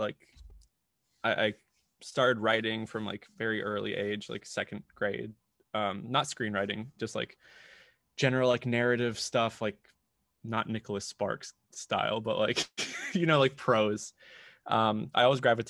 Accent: Colombia; moved away as an adult; now in United States; I grew up in Colombia, was raised there.

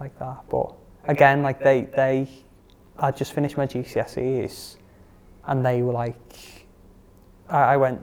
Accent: Liverpool, North West England, United Kingdom; born or raised there

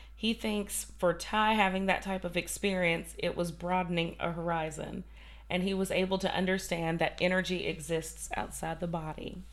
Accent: Kentucky, United States; I'm from Kentucky and I can't say like Polly and Po, and Polly.

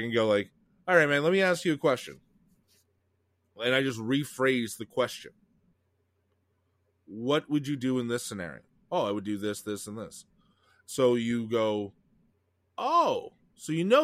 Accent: Quebec, Canada; I grew up in Quebec

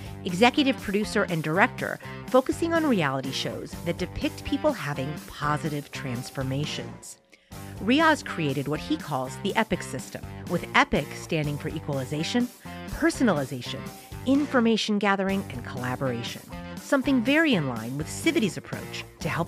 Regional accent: San Francisco, California, United States; I said, oh, San Francisco

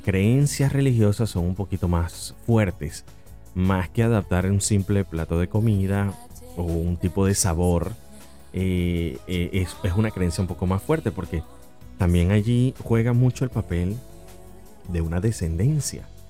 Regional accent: Venezuela; soy venezolano

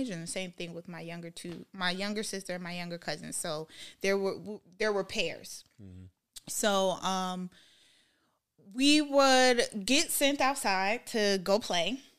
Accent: Minnesota, United States; accent: Minnesota accent; being just in on Stratford, it's like I still had my Minnesota accent.

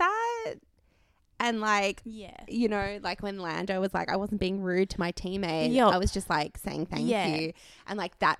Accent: Australia; as an Australian fan

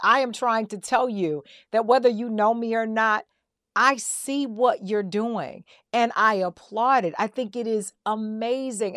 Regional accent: the South, United States; I'm a girl from the South

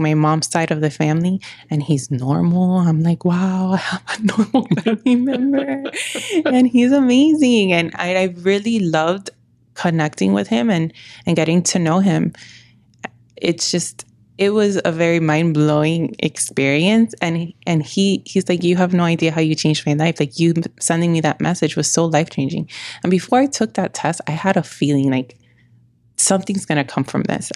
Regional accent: New York, United States; I'm from New York

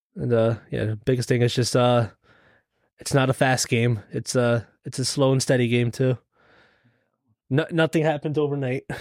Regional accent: Lancaster, Pennsylvania, United States; also born or lived in The Bronx, New York; then we lived in Lancaster pretty much, or my, m, like, most of my life.

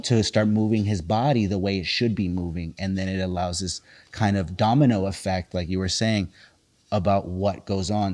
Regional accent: Los Angeles, California, United States; growing up in South Central

